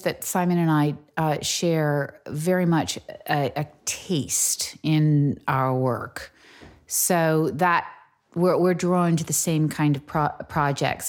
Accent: United States; moved away as an adult; now in England, United Kingdom; I'm American.

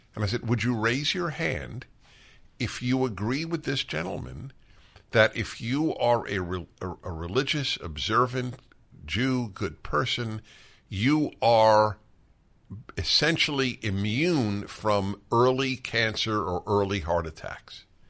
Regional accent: New York City, New York, United States; moved away as an adult; now in Los Angeles, United States; I grew up in New York City

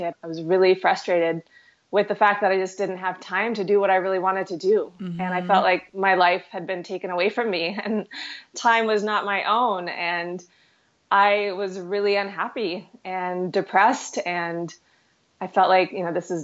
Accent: Houston, Texas, United States; also born or lived in New York City; now in Kelowna, Canada; I grew up in Houston, so I've always lived in big cities.

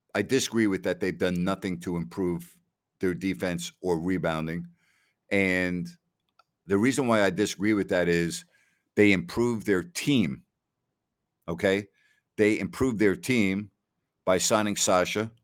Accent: New York, United States; I'm from New York

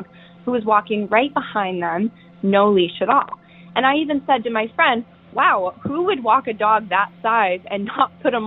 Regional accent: Tacoma, Washington, United States; I'm calling from Tacoma, Washington

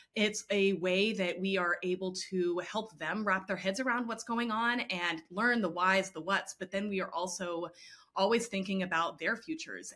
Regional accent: Houston, Texas, United States; I grew up in Houston

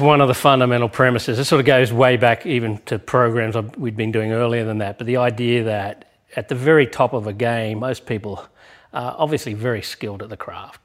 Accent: Australia; moved away; my home country in Australia

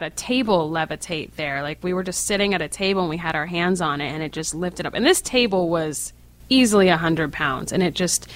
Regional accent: New England, United States; I'm from New England, and so there's lots of places near me

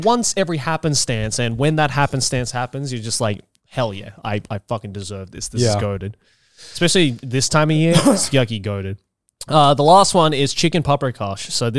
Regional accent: Sendai, Miyagi, Japan; moved away; also born or lived in Australia; when I was growing up in Sendai, we had white miso.

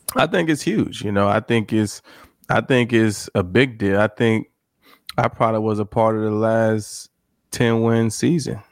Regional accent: Mississippi, United States; moved away as an adult; also born or lived in Houston / Detroit; I'm from Mississippi

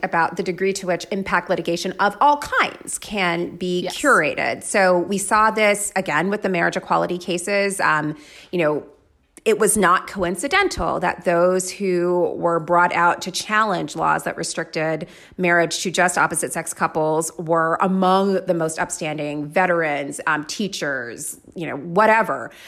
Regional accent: Florida, United States; I grew up in Florida

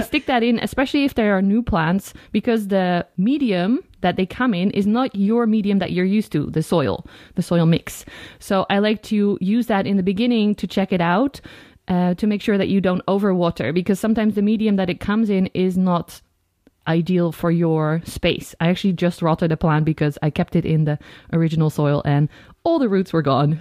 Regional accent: Netherlands

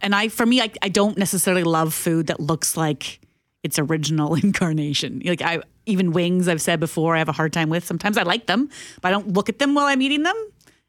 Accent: St. Boniface, Manitoba, Canada; soak it in garlic butter, and we call it Seine River lobster because we're from St. Boniface.

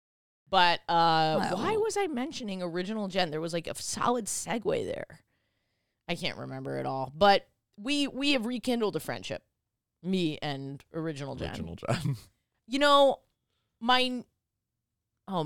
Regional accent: New York, United States; I grew up in New York.

